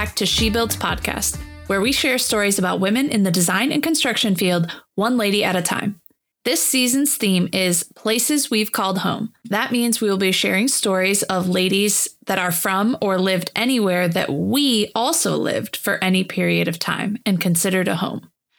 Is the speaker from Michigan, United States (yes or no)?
yes; Holland, Michigan, United States; moved away as an adult; also born or lived in Florida; I wasn't actually born there. Fun fact, I was born in Florida. But when I was 4 years old, we moved to Holland, Michigan, on the west side of the state to be closer to family. And that's where I grew up and lived until going to college.